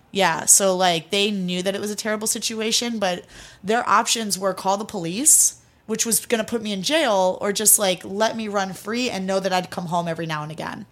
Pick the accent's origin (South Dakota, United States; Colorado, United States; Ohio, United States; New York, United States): Ohio, United States; Cleveland; also born or lived in Greece; I grew up in Cleveland, Ohio. Born in Cleveland, was raised in Greece for a little while with my grandparents, and then moved back to America, um, when I was young.